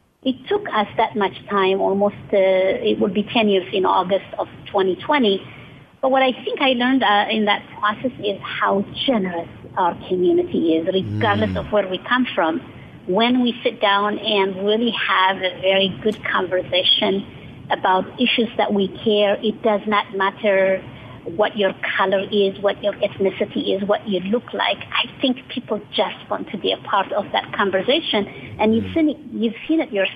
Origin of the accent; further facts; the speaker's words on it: Eritrea; now in Silicon Valley, United States; I am from Eritrea. I came to the United States